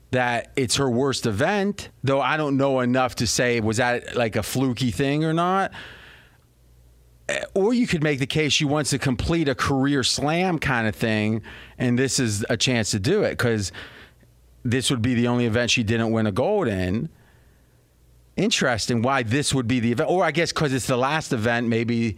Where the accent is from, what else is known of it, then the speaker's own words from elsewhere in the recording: Steubenville, Ohio, United States; moved away; where I grew up back near Steubenville, Ohio